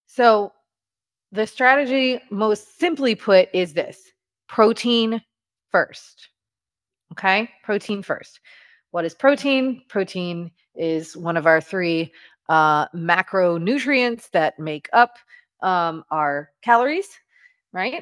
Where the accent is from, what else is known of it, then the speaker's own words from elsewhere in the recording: Louisiana, United States; I'm from Louisiana